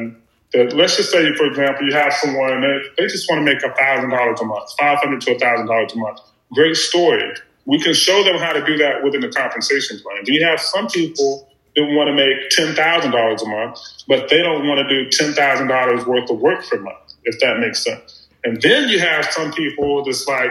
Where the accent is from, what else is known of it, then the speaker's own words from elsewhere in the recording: Beattyville, Kentucky, United States; growing up in Beattyville, Lee County, we didn't have a lot of resources